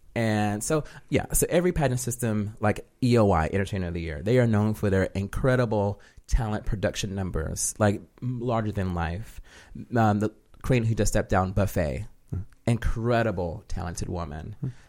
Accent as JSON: {"language": "English", "town": "Jacksonville", "region": "Florida", "country": "United States", "tie": "born or raised there", "said": "Yeah, Jacksonville, Florida."}